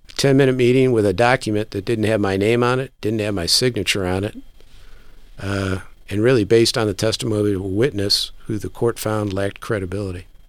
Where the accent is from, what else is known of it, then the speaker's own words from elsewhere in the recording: United States; also born or lived in Japan; I, as an American